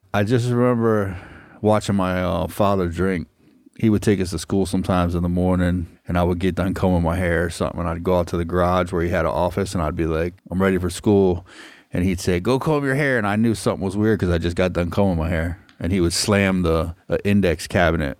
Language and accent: English; Hollywood, Florida, United States; I'm a native South Floridian, and I was born and raised in Hollywood.